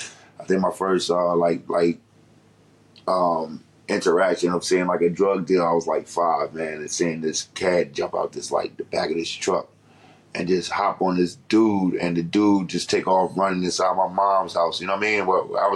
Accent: Detroit, Michigan, United States; also born or lived in Washington, D.C. / Baltimore; but I grew up in, like I said, Detroit, D.C., in the Baltimore area.

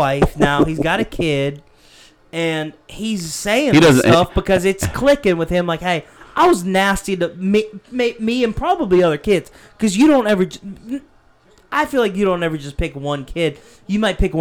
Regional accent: Pennsylvania, United States; now in South Carolina, United States; I moved from Pennsylvania to South Carolina is because people up there were so mean to me growing up

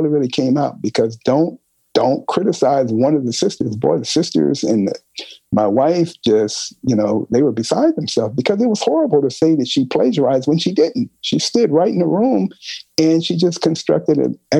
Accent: Los Angeles, California, United States; I grew up in South Central

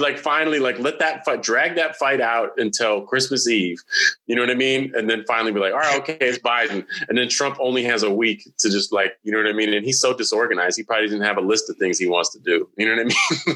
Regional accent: California, United States; I'm from California

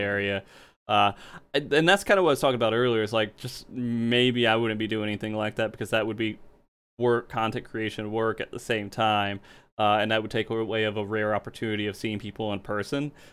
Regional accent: the South, United States; moved away; I grew up in the South

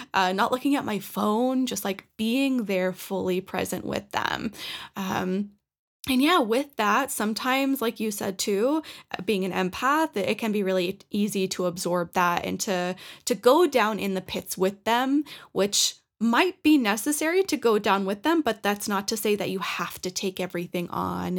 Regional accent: Norwood, Massachusetts, United States; moved away as an adult; now in Colorado, United States; I cut my hometown, like the cord that I had connected with Norwood

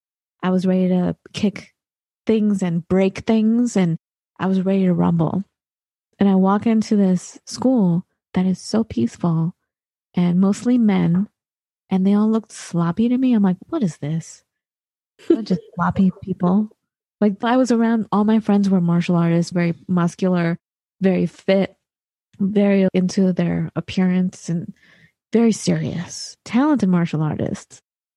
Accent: Santa Monica, California, United States; I'm from Santa Monica.

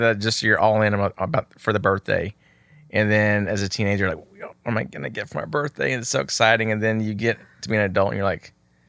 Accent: Texas, United States; I'm from Texas.

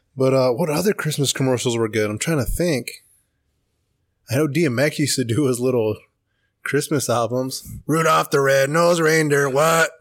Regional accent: Paso Robles, California, United States; I'm from Paso originally.

